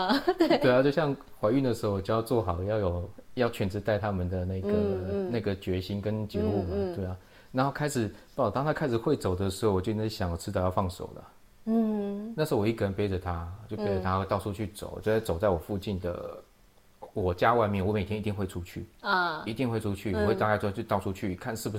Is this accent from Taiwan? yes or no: yes; Taiwan; 对那也就是因为小时候我在眷村长大啊，